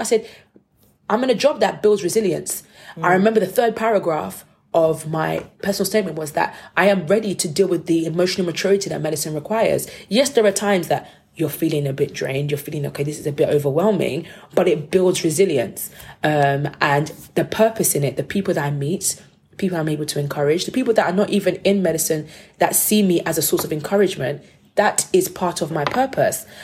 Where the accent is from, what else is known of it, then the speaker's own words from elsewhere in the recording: United Kingdom; I'm the Brit